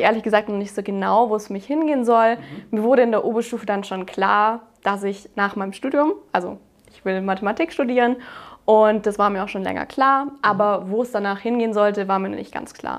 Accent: Baden-Württemberg, Germany; Ich habe eben mein Abitur auf dem Technischen Gymnasium gemacht. Das ist so eine Spezialform in Baden-Württemberg

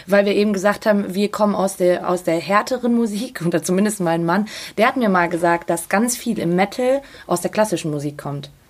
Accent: Salzburg, Austria; moved away; Ich bin ja gebürtige Salzburgerin

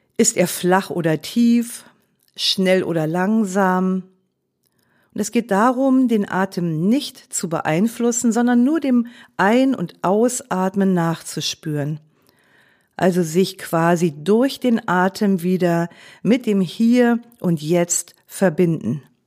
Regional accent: Germany; als Deutsche sind wir

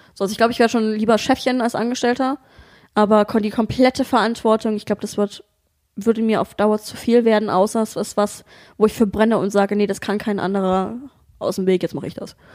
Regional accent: Dresden, Saxony, Germany; moved away as an adult; also born or lived in Bremen / Hamburg; now in Berlin, Germany; ich komme eigentlich aus Dresden, ähm, hab dann mal ein Jahr in Bremen, schrägstrich Hamburg gewohnt

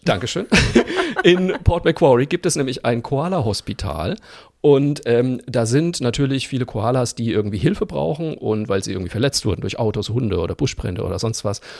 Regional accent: Zeil am Main, Bavaria, Germany; in meinem Heimatort Zeiler Main

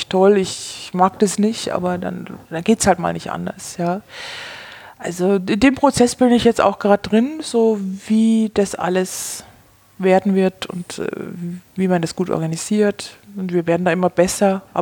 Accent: Bavaria, Germany; Also ich komme aus Bayern ähm, und wir sind in der Nähe von München.

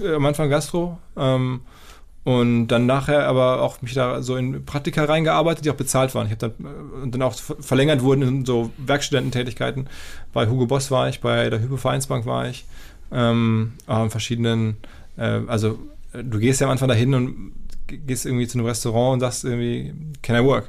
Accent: Essen, North Rhine-Westphalia, Germany; moved away as an adult; now in Hamburg, Germany; bei mir war das so, aus Essen kommt

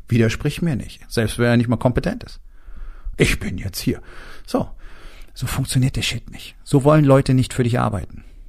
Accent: Germany; bei uns in Deutschland

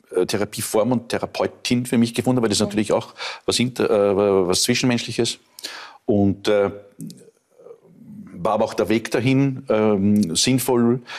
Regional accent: Lower Austria, Austria; wenn du, wenn ich als Niederösterreicher in die Steiermark

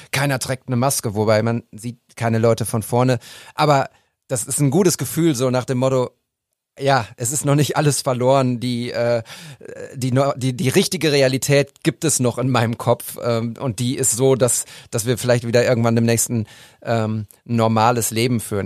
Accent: Münster, North Rhine-Westphalia, Germany; now in Bochum, Germany; Als Münsteraner und Bochumer

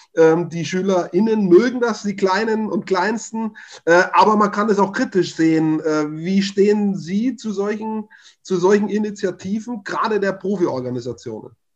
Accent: Upper Franconia, Bavaria, Germany; ich komme aus Oberfranken

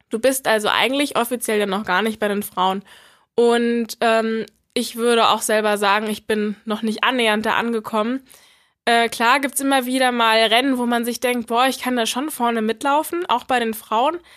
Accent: Berlin, Germany; moved away as an adult; now in Regensburg, Germany; Genau, also ich komme eigentlich aus Berlin und ähm, habe nach einigen auch erfolgreichen Jahren in Berlin äh, es ziemlich schwer gehabt im Sport

